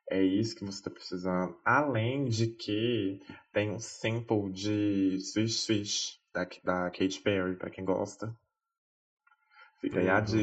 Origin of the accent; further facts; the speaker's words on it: France; Portuguese is a second language; Porque assim, né, gente, sou francesa, né